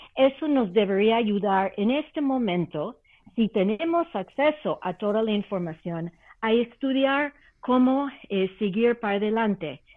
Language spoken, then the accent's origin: Spanish; Canada; now in Mexico; Canadá, que conozco muy bien como canadiense por nacimiento